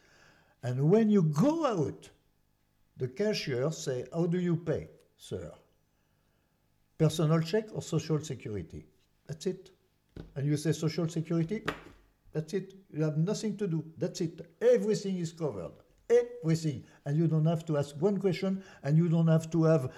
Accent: France; English is a second language; now in United States; I'm from France

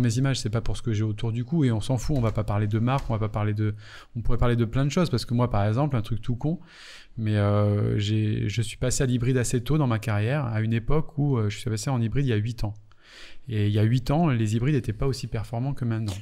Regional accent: Martinique; moved away; also born or lived in Paris; quand je suis arrivé à Paris, moi je venais de Martinique

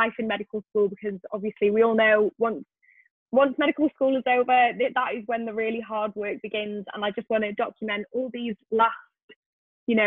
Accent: Wales, United Kingdom; I am originally from Wales

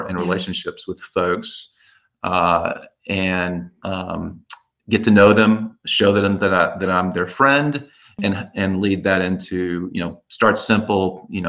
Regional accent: Dallas, Texas, United States; I grew up in Dallas. I still live in Dallas

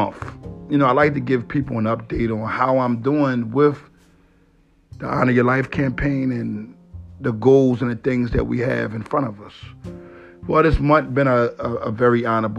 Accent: Philadelphia, Pennsylvania, United States; I was raised in Philadelphia. Family come from all parts of North Philadelphia.

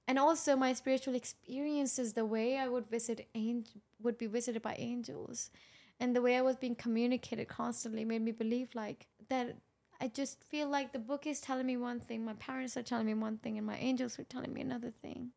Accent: Pakistan; moved away; I grew up in Pakistan

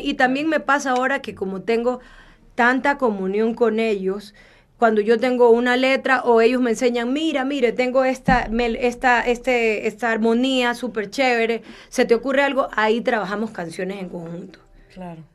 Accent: Guayaquil, Guayas, Ecuador; nosotros venimos de Guayaquil, que es como que la ciudad caliente de Ecuador

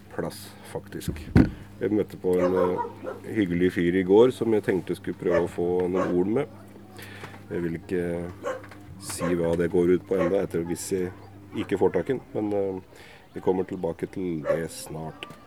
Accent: Hamar, Innlandet, Norway; er jo fra Hamar

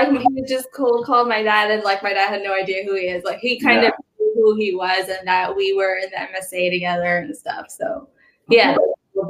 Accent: Pakistan; Like I'm Pakistani and, you know, the food and the language and everything.

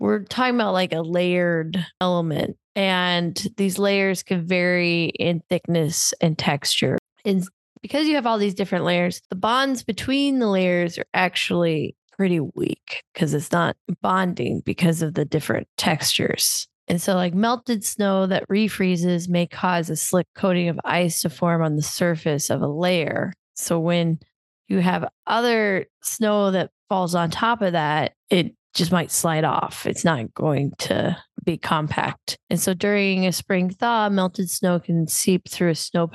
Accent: Iowa, United States; growing up in Iowa, not around mountains or hills

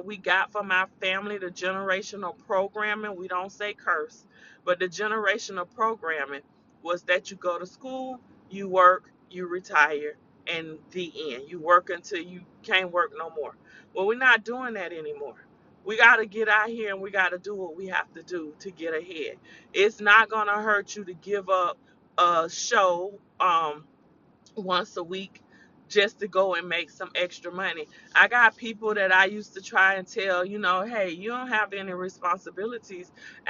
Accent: the South, United States; accent: country; I'm country. I'm from the South

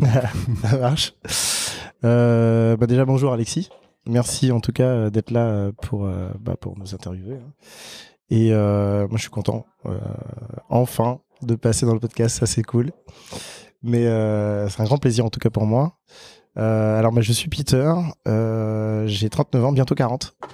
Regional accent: French Guiana; moved away as an adult; j'ai grandi en Guyane française

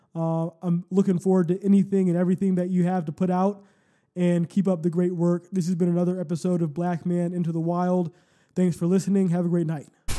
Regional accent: Cleveland, Ohio, United States; the city that we grew up

